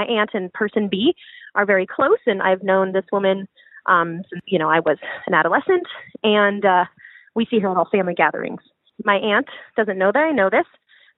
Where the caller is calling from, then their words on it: Pacific Northwest, United States; I'm calling from the Pacific Northwest, and I'm a cis queer woman in her late 20s.